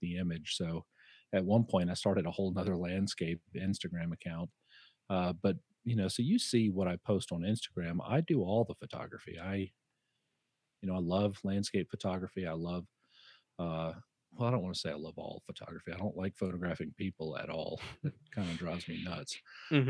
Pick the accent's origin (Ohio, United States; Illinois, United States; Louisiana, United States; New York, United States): Louisiana, United States; moved away as an adult; now in Boise, United States; I'm originally from Louisiana, not born, but raised from, my whole life in Louisiana and down on the bayou.